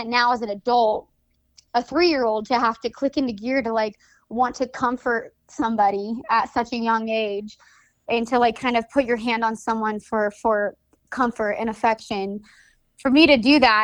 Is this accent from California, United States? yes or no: yes; Napa, California, United States; also born or lived in St. Helena, California; I was born in Santa Elena, California, and my early years were based out of Napa, California